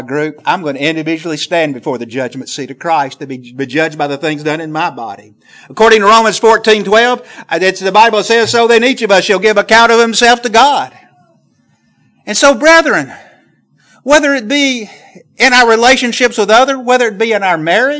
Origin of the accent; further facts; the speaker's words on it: the South, Southern United States, United States; accent: southern; my southern accent